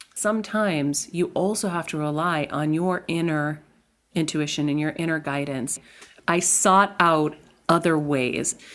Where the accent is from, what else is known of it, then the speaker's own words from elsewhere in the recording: Medford, Massachusetts, United States; I am from Medford, Massachusetts, born to Greek immigrant parents